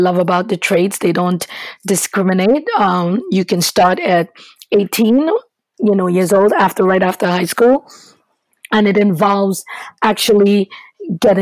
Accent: Trinidad & Tobago; moved away as an adult; now in United States; originally, my education started in Trinidad and Tobago. I'm from the Caribbean

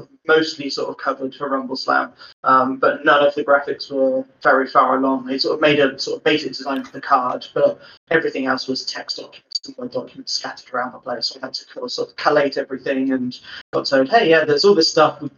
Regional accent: Bristol, South West England, United Kingdom; moved away as an adult; now in Cornwall, United Kingdom; I'm from Bristol

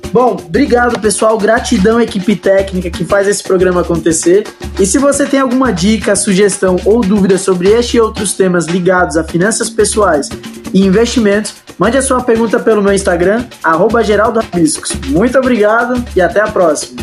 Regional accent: Rio Grande do Norte, Brazil; moved away; eu venho lá do Rio Grande do Norte

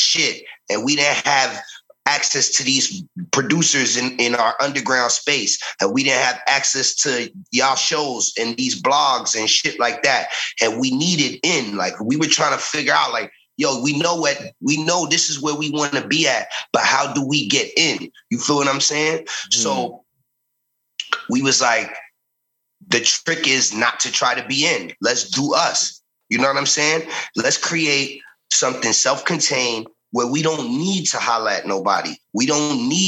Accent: New York City, New York, United States; I was born in the Bronx

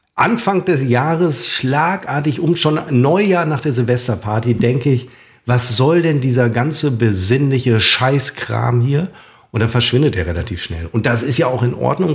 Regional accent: a suburb of Münster, North Rhine-Westphalia, Germany; ich besuche dann immer meine alte Grundschule in meiner alten Heimat, in einem Vorort von Münster.

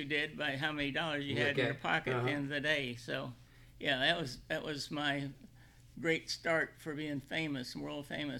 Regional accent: Illinois, United States; also born or lived in Kentucky; Central Illinois.

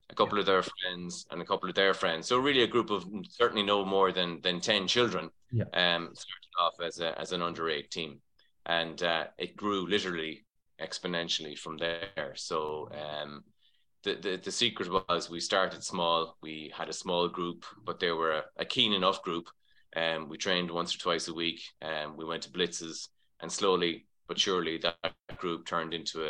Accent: Mallow, Munster, Ireland; moved away as an adult; now in Donegal, Ireland; I'm from Mallow originally

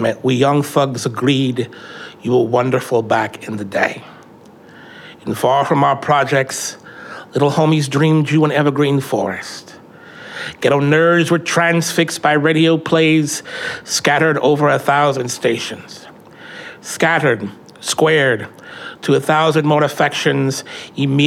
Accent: Tacoma, Washington, United States; growing up in Hilltop in the 90s

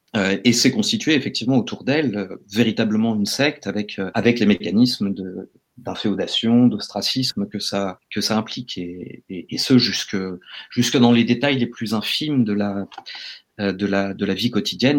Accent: France; en tant que Français

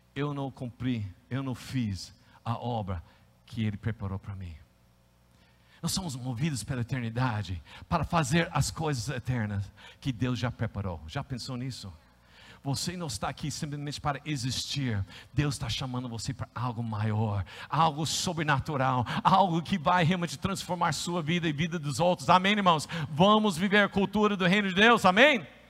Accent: United States; accent: American; Portuguese is a second language; moved away as an adult; also born or lived in Brazil; now in São Paulo, Brazil; como você sabe que eu sou um americano?

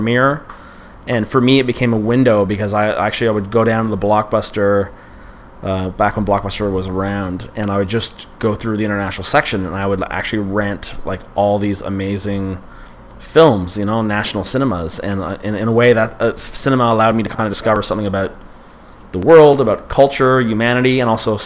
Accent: Ottawa, Ontario, Canada; moved away; I grew up in Ottawa

